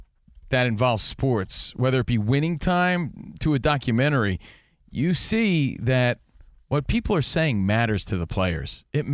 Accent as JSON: {"language": "English", "region": "East Coast", "country": "United States", "said": "Rich and I, you know, we're from the East Coast"}